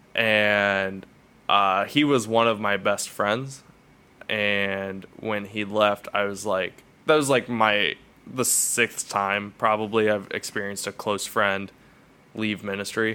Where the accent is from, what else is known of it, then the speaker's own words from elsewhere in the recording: Cuyahoga Falls, Ohio, United States; I was born in Cuyahoga Falls, Ohio, and I was raised in Cuyahoga Falls